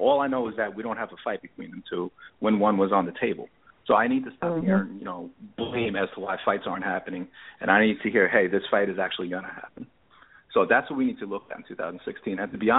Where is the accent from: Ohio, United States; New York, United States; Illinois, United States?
New York, United States; Originally New York.